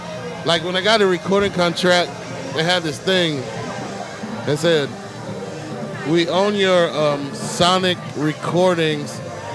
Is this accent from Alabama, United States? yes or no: yes; Florence, Alabama, United States; Okay, I grew up in Florence, Alabama.